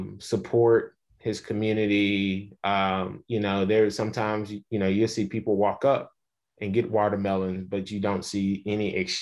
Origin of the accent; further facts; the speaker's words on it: Little Rock, Arkansas, United States; I know with me growing up in Little Rock, Arkansas, but spending a lot of time on the farm. I am a farm kid.